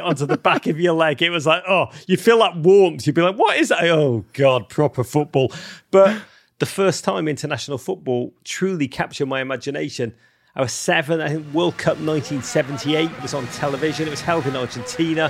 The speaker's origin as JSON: {"language": "English", "town": "Liverpool", "region": "North West England", "country": "United Kingdom", "tie": "born or raised there", "said": "growing up in Liverpool"}